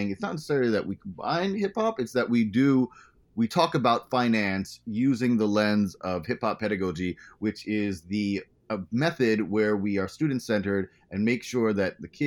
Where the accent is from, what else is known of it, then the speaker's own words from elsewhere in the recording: U.S. Virgin Islands; now in United States; I said I came from the Virgin Islands.